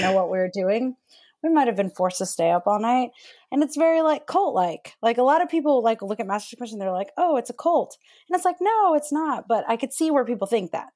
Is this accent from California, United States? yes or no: no; northeast Texas, United States; So I'm born and raised in Texas. So and I lived in the Bible Belt, which was like northeast Texas.